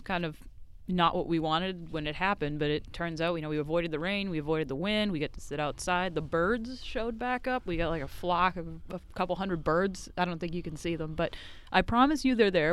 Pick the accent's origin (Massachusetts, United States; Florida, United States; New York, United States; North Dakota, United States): Massachusetts, United States; Haverhill; also born or lived in Nova Scotia, Canada; now in Texas, United States; I'm from just north of Boston, a town called Haverhill, Massachusetts